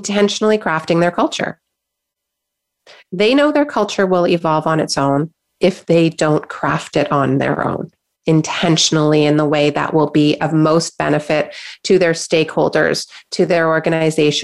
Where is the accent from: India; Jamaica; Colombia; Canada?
Canada; I'm in Canada, I'm a Canadian, and I know that we Canadians love to be nice and polite